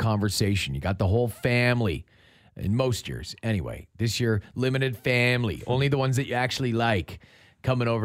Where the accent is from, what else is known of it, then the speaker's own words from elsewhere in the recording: Ontario, Canada; I was born in Ontario